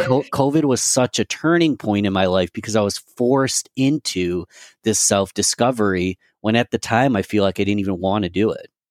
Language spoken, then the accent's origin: English; Rochester, New York, United States; my hometown of Rochester, New York